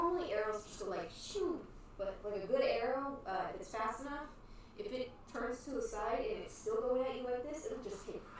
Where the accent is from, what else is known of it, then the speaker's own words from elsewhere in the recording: Michigan, United States; now in Texas, United States; I grew up in Michigan.